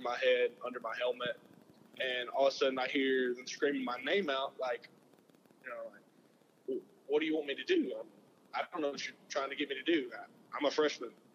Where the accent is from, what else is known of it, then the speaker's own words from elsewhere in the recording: Selma, Alabama, United States; I grew up in Selma